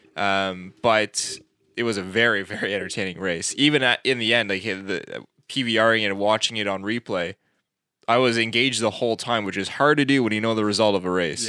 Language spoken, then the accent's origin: English; Canada; we're not American, we're Canadian